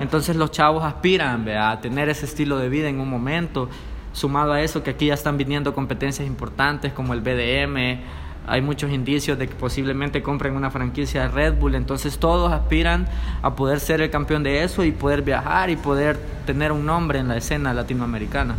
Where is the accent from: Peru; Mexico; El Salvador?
El Salvador; soy un rapero salvadoreño